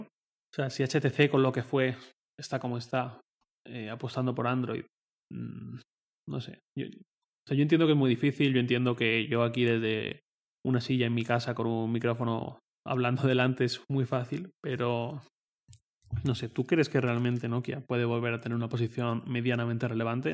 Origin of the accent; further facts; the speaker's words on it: Valencia, Valencian Community, Spain; moved away as an adult; also born or lived in Torrent; now in Madrid, Spain; yo vivía en Valencia, de donde soy